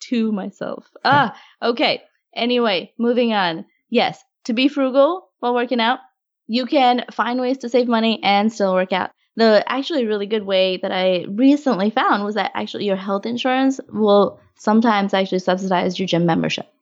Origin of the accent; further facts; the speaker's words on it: Augusta, Georgia, United States; Yeah, I grew up in Augusta